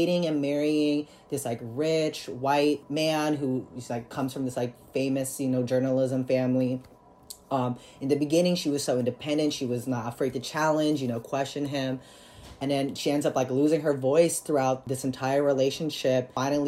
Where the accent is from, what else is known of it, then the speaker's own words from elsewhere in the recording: Philippines; now in United States; I'm an immigrant from the Philippines, and my mother's an immigrant from the Philippines